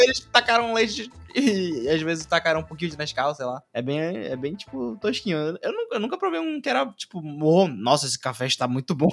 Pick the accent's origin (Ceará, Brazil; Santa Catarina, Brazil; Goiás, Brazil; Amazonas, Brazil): Amazonas, Brazil; Sou amazonense completo agora.